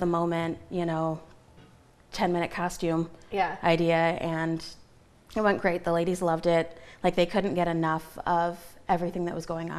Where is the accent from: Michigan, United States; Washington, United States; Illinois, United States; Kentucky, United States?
Michigan, United States; Napoleon; now in Adrian, United States; I actually went to school in Napoleon, okay. And I'm kind of from the Norville area. I currently live in Adrian, but I'm moving back to be closer to work